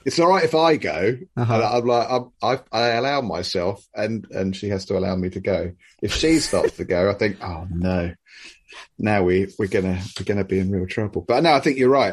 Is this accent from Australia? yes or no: no; United Kingdom; as great British people